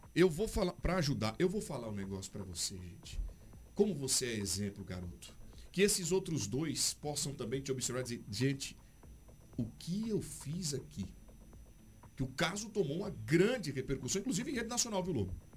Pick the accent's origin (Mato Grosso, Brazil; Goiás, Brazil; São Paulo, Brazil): Mato Grosso, Brazil; Sinop; Nós somos de Sinop